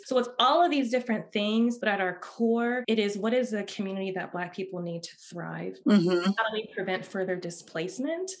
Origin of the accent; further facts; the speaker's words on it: Oakland, California, United States; now in Santa Barbara, United States; I'm originally from Oakland